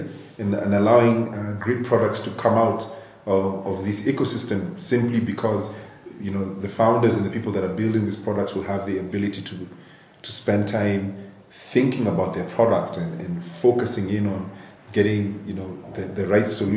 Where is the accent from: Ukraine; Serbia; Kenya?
Kenya; Nairobi; I grew up in Nairobi, born and raised